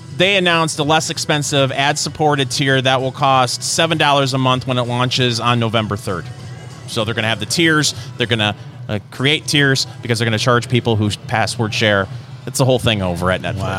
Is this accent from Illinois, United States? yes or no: no; Michigan, United States; now in Indiana, United States; growing up in Michigan